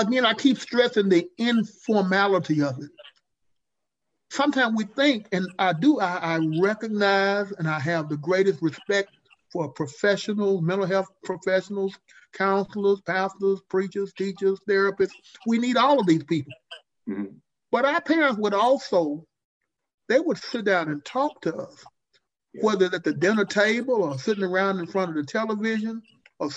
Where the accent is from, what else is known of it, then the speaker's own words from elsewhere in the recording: Jackson, Mississippi, United States; I grew up in Jackson, Mississippi.